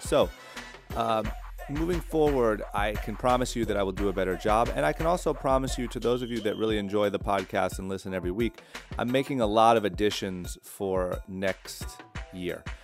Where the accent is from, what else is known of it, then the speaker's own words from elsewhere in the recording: Ohio, United States; now in Orange County, United States; growing up in Ohio